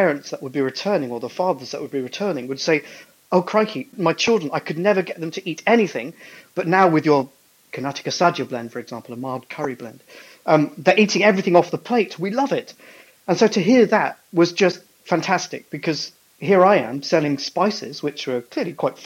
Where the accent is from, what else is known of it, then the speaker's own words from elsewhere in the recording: Scunthorpe, Yorkshire and the Humber, United Kingdom; now in Ireland; I grew up in Scunthorpe